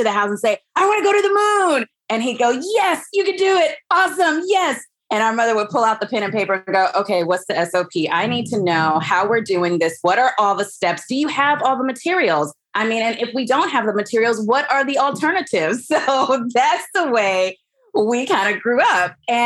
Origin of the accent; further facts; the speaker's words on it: Huntsville, Alabama, United States; So I grew up in Alabama. I'm from Huntsville, Alabama